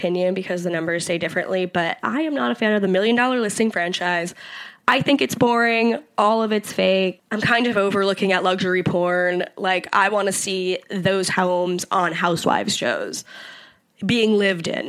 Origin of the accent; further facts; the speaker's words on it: New York, United States; I'm a New Yorker, and I plan to be forever